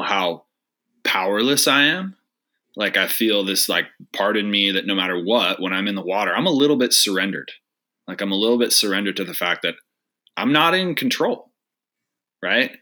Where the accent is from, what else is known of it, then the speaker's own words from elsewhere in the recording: Spokane, Washington, United States; I grew up in Spokane, we're both kids from the Northwest.